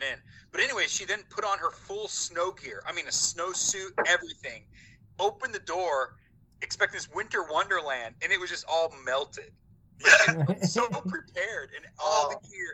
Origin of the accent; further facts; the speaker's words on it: Southern Indiana, United States; I grew up here in Southern Indiana.